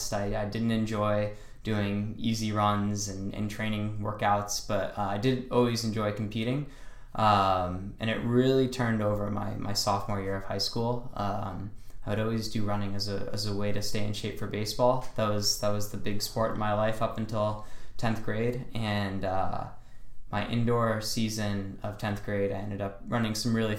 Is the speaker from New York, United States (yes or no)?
yes; Niskayuna, New York, United States; moved away as an adult; now in Boston, United States; I'm from Niskayuna, New York